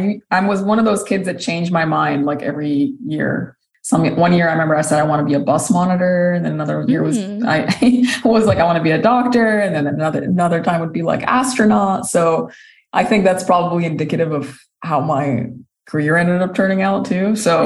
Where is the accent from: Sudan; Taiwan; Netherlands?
Sudan; also born or lived in Saudi Arabia / United Kingdom; now in United States; I'm originally from Sudan. I grew up in several different countries. I've lived in Saudi Arabia. I've lived in the UK before immigrating to the US when I was 24 years old.